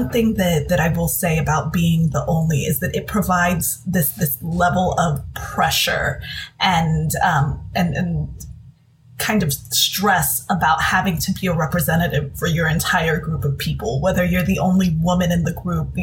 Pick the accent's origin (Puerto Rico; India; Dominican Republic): Dominican Republic; I'm from the Dominican Republic, so I'm Latina